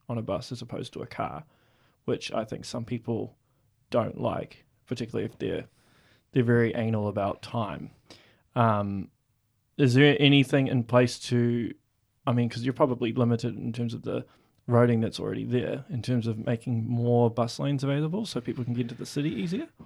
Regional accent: Auckland, New Zealand; now in Hamilton, New Zealand; I'm from Auckland

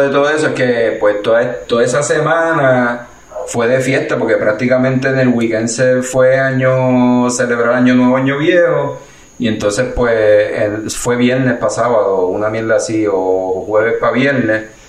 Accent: Puerto Rico; nosotros como puertorriqueños

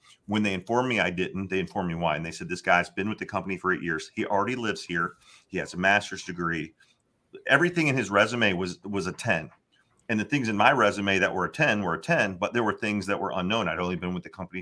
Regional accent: Florida, United States; moved away as an adult; now in Cleveland, United States; I grew up in Florida

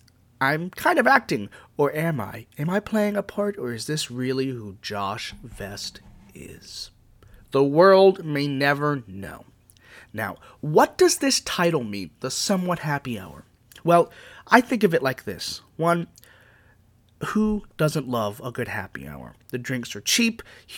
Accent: Virginia, United States; Where I'm from, well, I'm from good old Virginia. I grew up in Northern Virginia

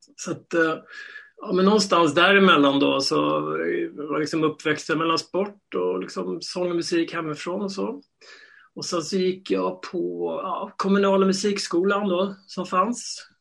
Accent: Stockholm, Stockholm County, Sweden; jag är uppvuxen här i Stockholm

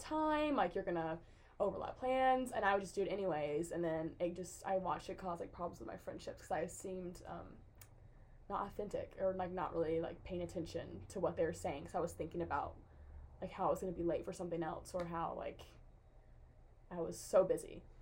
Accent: Jackson, Tennessee, United States; I'm from Jackson, Tennessee, which is near Memphis. Um, it's like in West Tennessee.

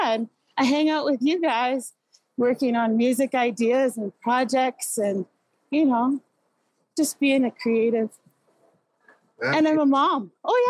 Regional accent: Inuvik, Northwest Territories, Canada; also born or lived in Iqaluit, Nunavut; I come from the community of Inuvik. I was raised in Iqaluit and Inuvik in the Beaufort Delta

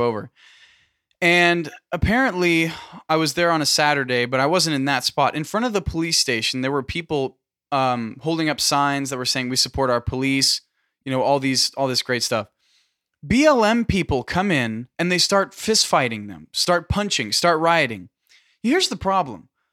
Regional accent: California, United States; we're from California

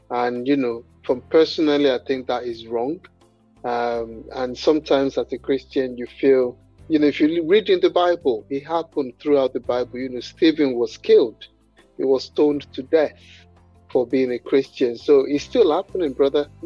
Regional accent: Nigeria; you know, I'm Nigerian and my, my parents are Nigerians

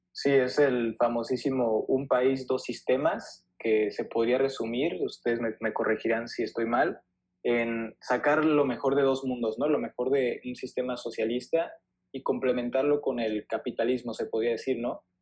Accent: Mexico; somos mexicanos

